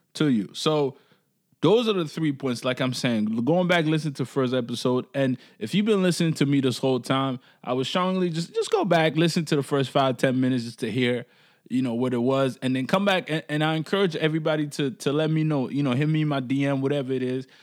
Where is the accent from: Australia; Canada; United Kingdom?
Canada; as Canadian